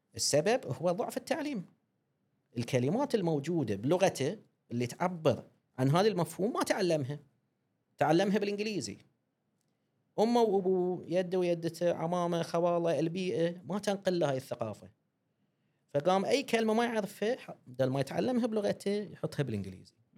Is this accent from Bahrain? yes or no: yes; Bahrain; accent: Bahraini; احنا البحرين نحب لهجتنا وايد